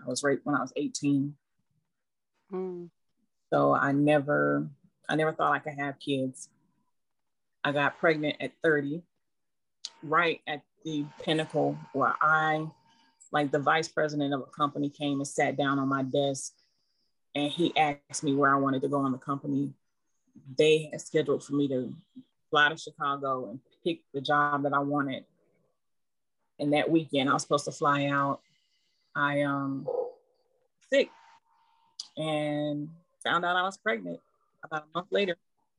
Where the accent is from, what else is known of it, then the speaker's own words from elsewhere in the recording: Germany; I grew up in Germany when I started talking.